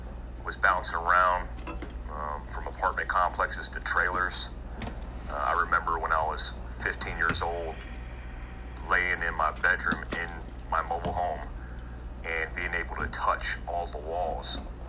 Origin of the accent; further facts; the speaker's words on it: Daytona Beach, Florida, United States; also born or lived in Germany; I grew up in Daytona Beach, Florida, for the most part, and I say for the most part because I was all over the place. I lived my first 4 years in life in Germany